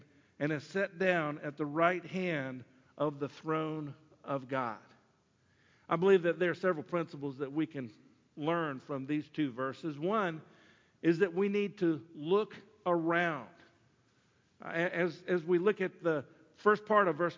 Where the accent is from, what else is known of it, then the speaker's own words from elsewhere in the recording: Sumter, South Carolina, United States; I was from Sumter.